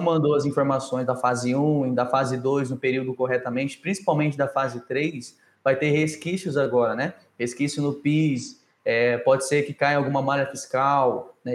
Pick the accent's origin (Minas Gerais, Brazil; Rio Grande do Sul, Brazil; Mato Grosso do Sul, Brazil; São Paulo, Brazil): Mato Grosso do Sul, Brazil; Campo Grande; now in Palmas, Brazil; Hoje eu estou em Palmas, né, Tocantins, mas eu sou lá do, do Mato Grosso do Sul, Campo Grande